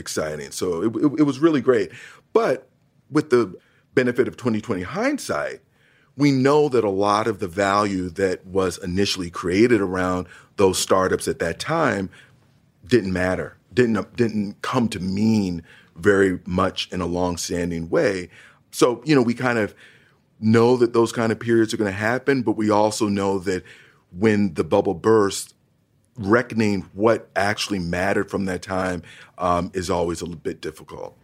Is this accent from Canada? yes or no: no; East Orange, New Jersey, United States; also born or lived in Montclair, New Jersey; growing up in northern New Jersey, twenty minutes outside of New York City